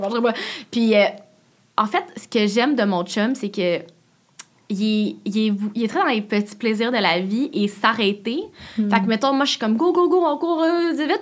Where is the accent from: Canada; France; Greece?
Canada; Laval, Quebec; moved away; je viens de Laval, puis mon chum aussi. Fait que j'étais comme, bon, on retourne à Laval